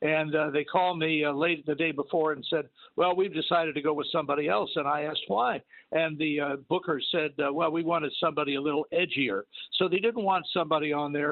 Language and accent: English; Washington, District of Columbia, United States; When I was growing up in Washington, D.C.